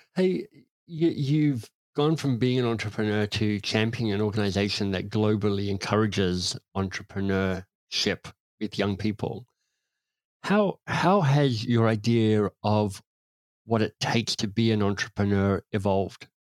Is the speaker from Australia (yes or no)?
yes; Canberra, Australian Capital Territory, Australia; I could see growing up in Canberra, in Australia